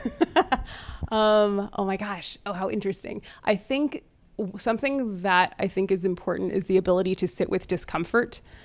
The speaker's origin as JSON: {"language": "English", "area": "border town with Mexico", "region": "Texas", "country": "United States", "tie": "born or raised there", "said": "fifth generation Texan of Scottish Irish descent, raised Hindu and Episcopalian in a Catholic area. Uh, I was raised in the, on a border town with Mexico"}